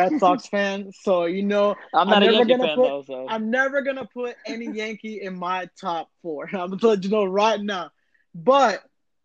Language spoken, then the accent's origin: English; Puerto Rico; I'm not from Boston. I'm from Puerto Rico.